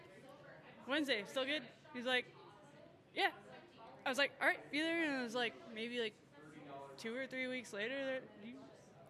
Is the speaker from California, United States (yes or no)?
no; Tucson, Arizona, United States; I'm from Tucson as well, and like all of these flavors are flavors I grew up